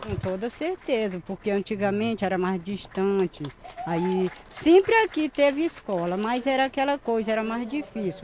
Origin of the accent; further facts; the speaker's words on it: Caxias, Maranhão, Brazil; Nasci e me criei aqui no Genipapo